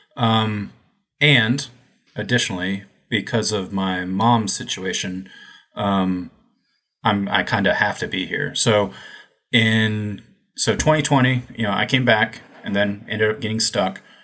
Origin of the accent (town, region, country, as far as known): United States; moved away as an adult; also born or lived in China